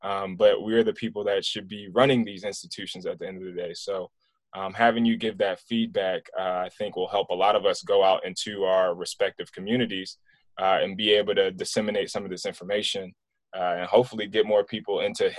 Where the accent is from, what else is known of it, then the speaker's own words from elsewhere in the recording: East Coast, United States; now in Ohio, United States; I'm from the East Coast originally, so being here in Ohio is a little bit different for me in terms of the conservativeness in the politics.